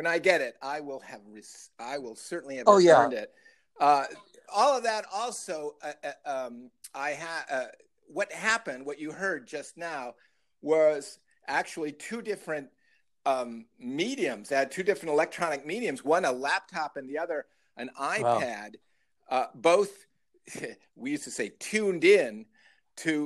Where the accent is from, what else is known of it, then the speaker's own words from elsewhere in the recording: Libertyville, Illinois, United States; When I grew up in the Chicagoland area, in Libertyville, I know a far north suburb